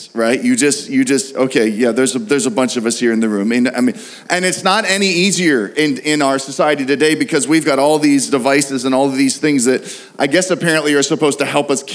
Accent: Pittsburgh, Pennsylvania, United States; we're from Pittsburgh

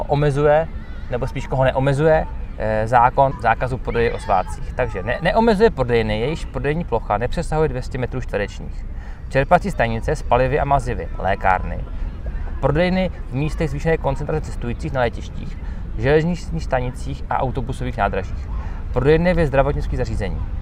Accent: Czechia

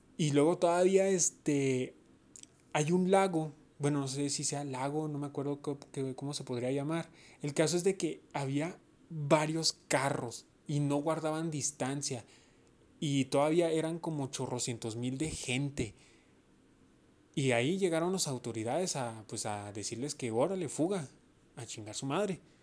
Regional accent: Mexico; yo soy mexicano yo estoy orgulloso de ser mexicano. Entonces yo digo que mi país es México

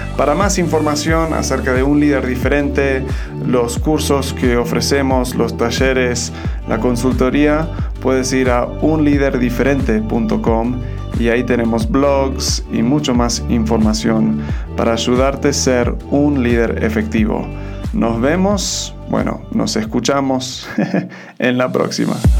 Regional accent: Argentina; now in Mexico; soy un gringo, pero me crié en Argentina y ahora estoy viviendo en México.

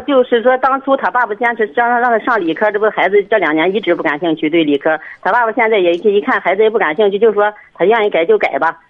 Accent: Hengshui, Hebei, China; 我们衡水这边这个高中都是军事化管理的

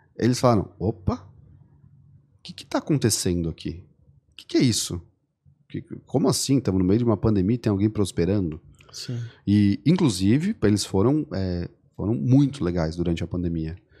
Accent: Florianópolis, Santa Catarina, Brazil; eu sou manezinho também

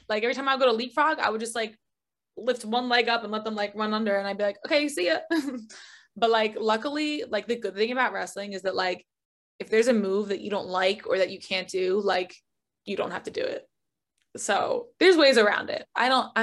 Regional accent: North Caldwell, New Jersey, United States; accent: Jersey; moved away; I am from North Caldwell, New Jersey, which is also where Tony Soprano was from. I'm a Jersey Italian

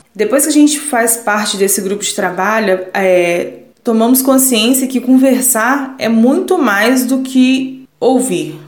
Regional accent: Volta Redonda, Rio de Janeiro, Brazil; sou de Volta Redonda, tenho 33 anos

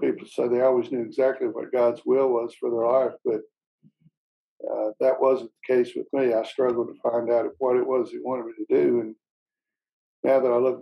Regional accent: Arkansas, United States; I was born in Arkansas, grew up, was a pastor's son

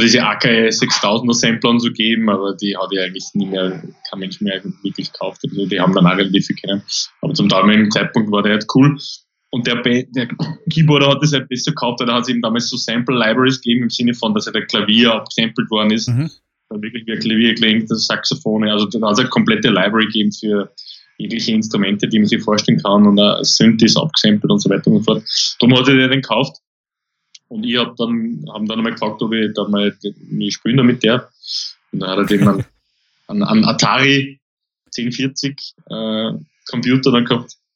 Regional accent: Austria; also born or lived in Linz; bei uns in Österreich

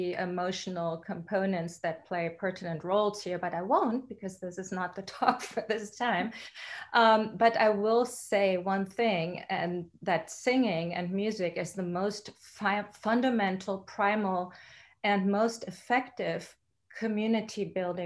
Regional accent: Germany; now in Houston, United States; I was born and raised in Germany

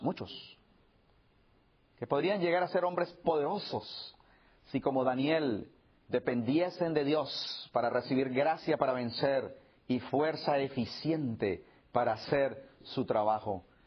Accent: Colombia; moved away

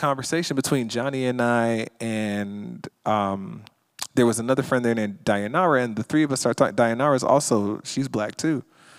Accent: Jamaica; now in Los Angeles, United States; Now, we don't know what the Confederate flag is because we're from Jamaica. So we just put up the Jamaican flag.

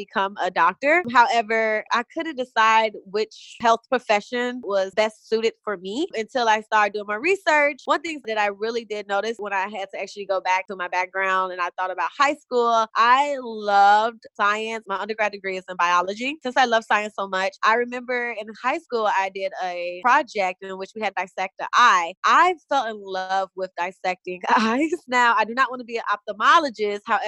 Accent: Chicago, Illinois, United States; moved away; also born or lived in Atlanta; I'm originally from Chicago, Illinois

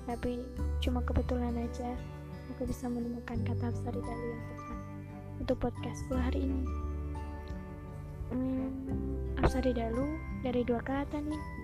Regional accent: Java, Indonesia; Karena aku Jawa Tulung, jadi aku tahu lah.

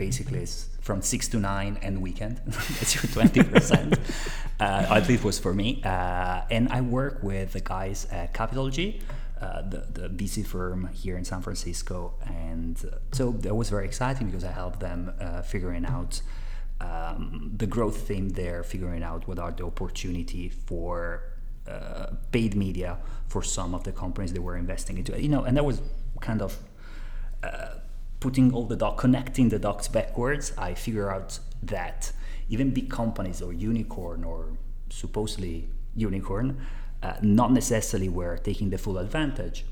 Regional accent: Italy; accent: Italian; English is a second language; moved away; I am originally from Italy, as my accent, appearance, and name give out

